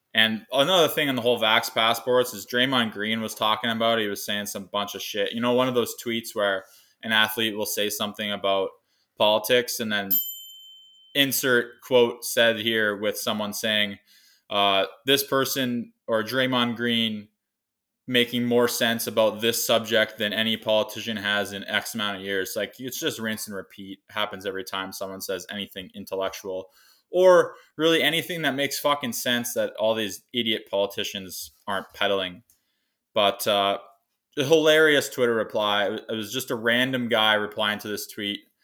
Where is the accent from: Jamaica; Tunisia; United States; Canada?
Canada; Kamsack, Saskatchewan; moved away as an adult; I'm coming to you live from my hometown of Kamsack, Saskatchewan